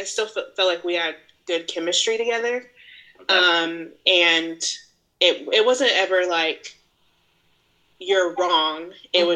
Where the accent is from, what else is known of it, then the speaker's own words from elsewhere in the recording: Kansas, United States; moved away; also born or lived in the South; my roots are from Kansas